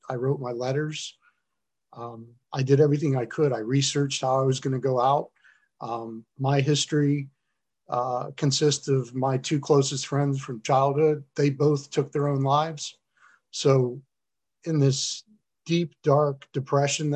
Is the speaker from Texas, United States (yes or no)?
no; South Florida, United States; moved away; also born or lived in upstate New York / Detroit; I'm from South Florida originally